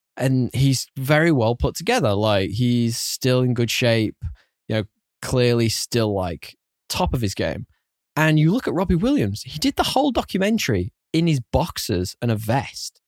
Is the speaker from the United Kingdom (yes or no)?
yes; United Kingdom; being a Brit, it's way against my cultural heritage